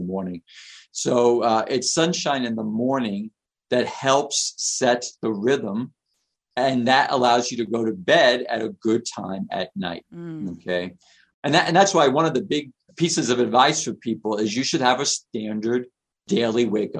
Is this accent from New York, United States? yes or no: yes; New York City, New York, United States; now in Detroit, United States; I lived in New York. I grew up in Queens.